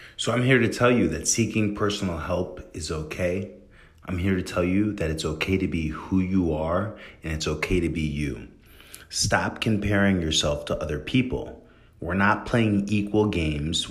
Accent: New York, United States; where I'm from in New York is a really elite place

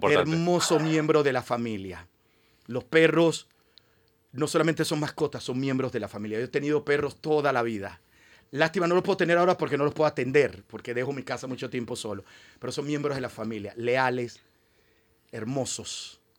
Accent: Panama

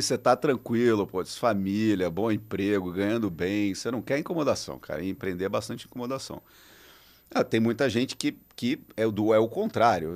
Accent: Espírito Santo, Brazil; moved away; also born or lived in São Paulo; Eu sou capixaba

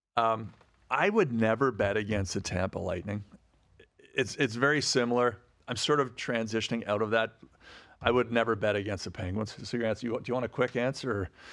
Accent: Ottawa, Ontario, Canada; moved away; I grew up in Ottawa, so I, I, I went to, when I was gr-, sixth grade, I was a school patrol

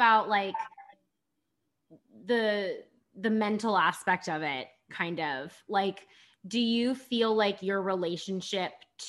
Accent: Illinois, United States; I'm from Illinois

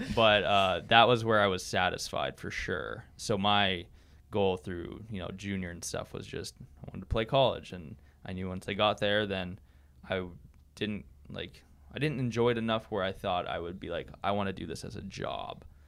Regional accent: near Winkler, Manitoba, Canada; moved away; I'm from Manitoba, Canada. Uh, small, small town just outside of Winkler. Uh, so I never lived in a city. I'm always, uh, I've always lived on a farm at my parents' house.

